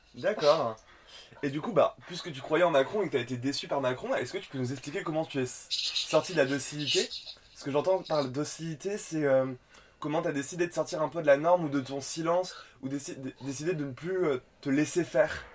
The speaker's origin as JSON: {"language": "French", "area": "Nîmes region", "region": "Occitania", "country": "France", "moved": "yes", "lives_now": "Paris, France", "said": "je viens de la région de Nîmes"}